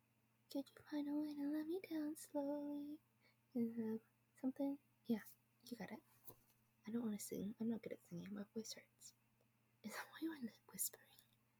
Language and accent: English; Canada; I am from Canada.